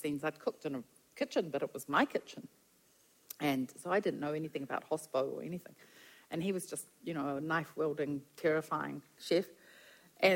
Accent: Wellington, New Zealand; also born or lived in Gisborne / Brazil; Came back to New Zealand, and I went home to live with my parents in Wellington.

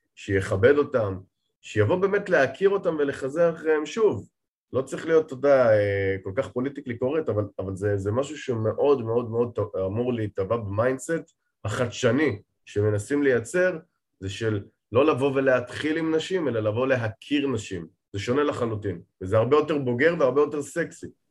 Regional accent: Safed, Northern District, Israel; moved away as an adult; now in Tel Aviv, Israel; כן, גדלתי בפריפריה. צפת זה פריפריה ארדקור.

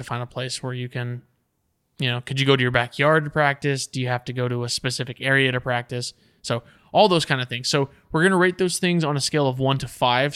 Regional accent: Texas, United States; we're from Texas

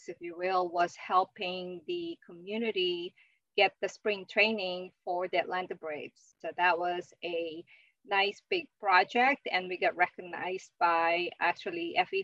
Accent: Philippines; moved away as an adult; also born or lived in Japan / Manchester, United Kingdom; now in Manatee County, United States; I am from the Philippines originally, so I went to college over there

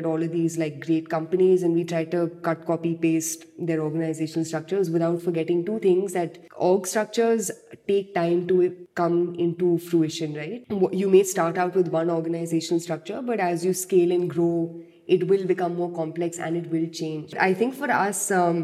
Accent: Delhi, India; I've been born and brought up in Delhi. I've lived here my whole entire life

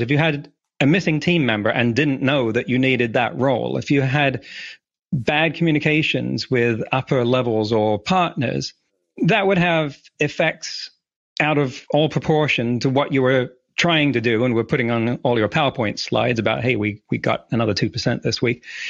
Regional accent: England, United Kingdom; moved away as an adult; also born or lived in California; now in Vancouver Island, Canada; I grew up in England

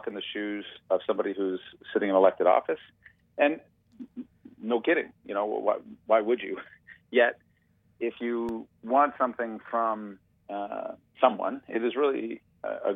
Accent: Toronto, Ontario, Canada; I grew up in Toronto

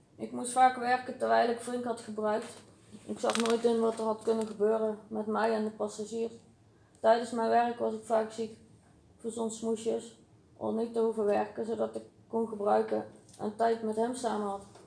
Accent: Uden, North Brabant, Netherlands; Ik ben geboren in Uden.

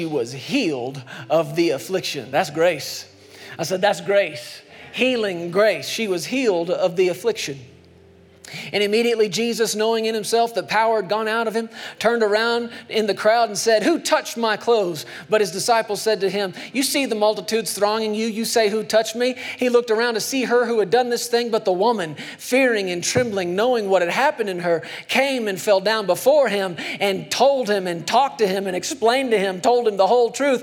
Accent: Texas, United States; moved away; I grew up in Texas for a long time as a kid

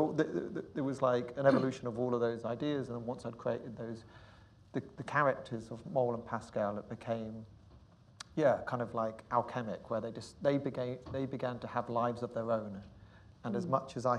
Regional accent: Jersey; when I was growing up on Jersey in the 80s

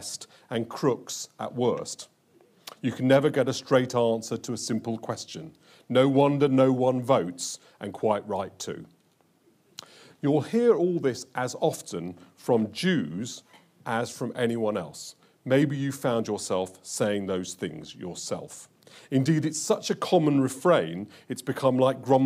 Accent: London, United Kingdom; I was brought up in Hendon Central, and as a 12-year-old child, I could walk to Brent Cross

